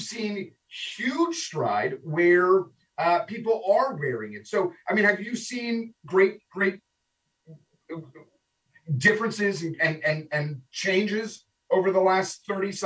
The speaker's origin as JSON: {"language": "English", "town": "Toronto", "region": "Ontario", "country": "Canada", "tie": "born or raised there", "moved": "yes", "lives_now": "Stuart, United States", "said": "my former host country of Canada, of growing up in Toronto"}